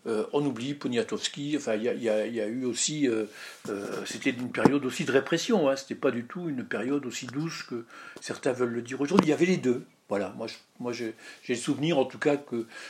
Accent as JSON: {"language": "French", "area": "Lorraine, Moselle", "region": "Grand Est", "country": "France", "said": "je suis Lorrain, Mosellan et donc je, vis dans la vallée de la Fenche, donc à côté de Florange"}